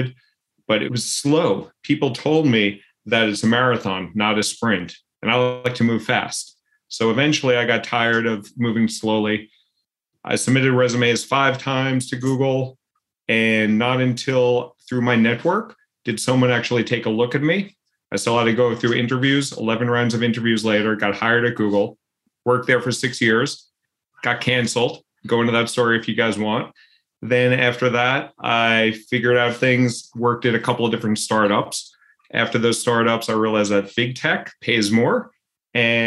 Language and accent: English; suburban Long Island, New York, United States; grew up in suburban Long Island, pretty privileged, pretty safe area